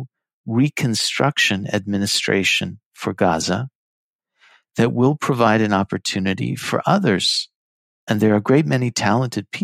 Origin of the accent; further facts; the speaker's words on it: United States; I was born in the United States, but I come from an Iraqi Jewish family on my mother's side